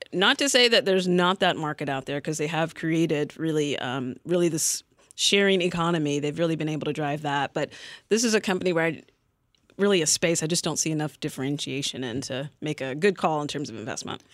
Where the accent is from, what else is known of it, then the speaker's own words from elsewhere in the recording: North Carolina, United States; I'm from North Carolina